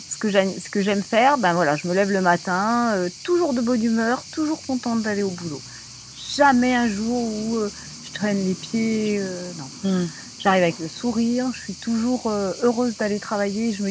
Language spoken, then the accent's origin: French; Paris, Île-de-France, France; Je suis parisienne au départ, puis euh, j'ai navigué un petit peu dans toute la France.